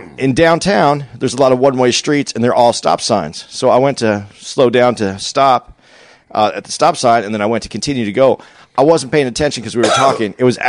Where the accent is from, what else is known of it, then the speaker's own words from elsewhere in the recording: Phoenix, Arizona, United States; Phoenix, obviously my hometown.